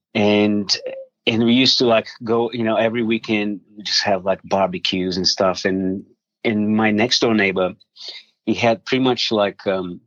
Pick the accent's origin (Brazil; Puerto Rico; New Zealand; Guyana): Brazil; South Region; now in Australia; I was born in Brazil. I'm from Brazil